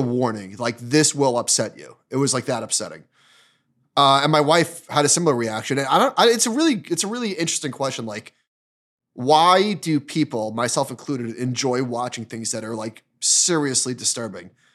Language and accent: English; Northeast, United States; growing up in the Northeast